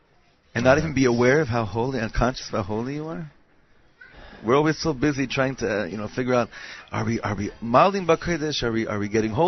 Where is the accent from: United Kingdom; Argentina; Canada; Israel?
Israel; Ra'anana, Central District; also born or lived in Los Angeles; No. Well, it's like I kind of did because I grew up in Ranana.